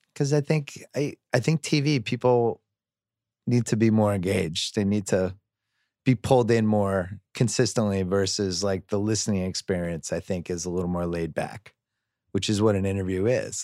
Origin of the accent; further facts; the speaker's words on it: Boston, Massachusetts, United States; I'm from Boston